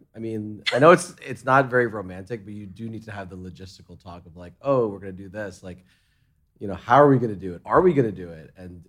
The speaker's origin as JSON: {"language": "English", "region": "New York", "country": "United States", "tie": "born or raised there", "also_born_or_lived": "Hong Kong / London", "said": "I grew up in New York, and I didn't drive for like the longest time period."}